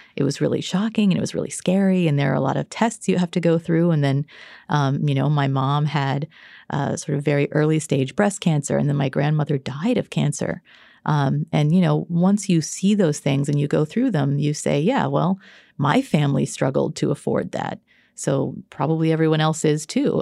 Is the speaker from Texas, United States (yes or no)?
yes; Texas, United States; I grew up in Texas